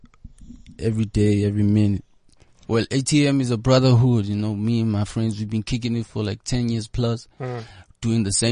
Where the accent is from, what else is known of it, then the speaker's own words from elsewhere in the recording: Johannesburg, Gauteng, South Africa; I grew up around Yeovil, Berea, and during those times, Yeovil, Joburg Central was like the cool place to be.